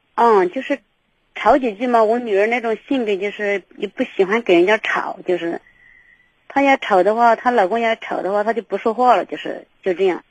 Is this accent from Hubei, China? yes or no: no; Yunnan, China; moved away; 我们是云南的